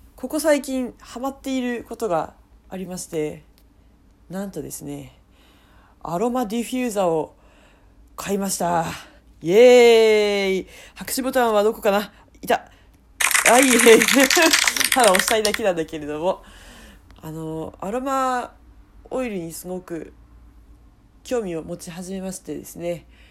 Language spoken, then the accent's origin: Japanese; Miyagi, Japan; 地元 宮城から